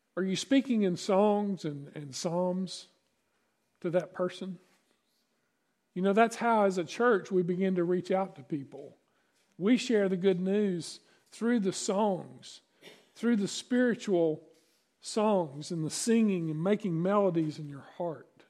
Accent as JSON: {"language": "English", "region": "East Tennessee", "country": "United States", "tie": "born or raised there", "also_born_or_lived": "Virginia", "said": "I grew up in East Tennessee and, and the mountains of, uh, Virginia."}